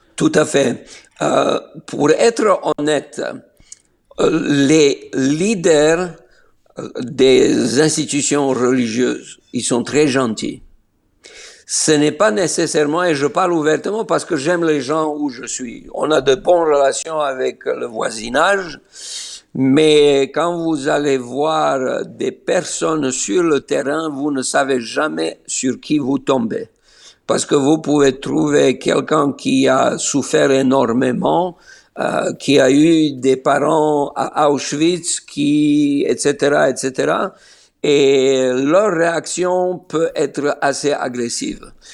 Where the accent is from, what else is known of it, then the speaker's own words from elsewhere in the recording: Niš, Serbia; first language Slovene; French is a second language; moved away as an adult; also born or lived in Belgrade, Serbia / France / Austria / Germany; now in Israel; je suis né à Niche